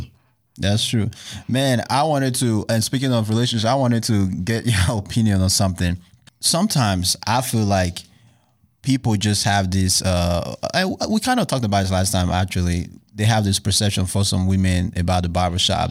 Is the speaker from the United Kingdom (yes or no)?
no; Nigeria; now in United States; I'm originally from Nigeria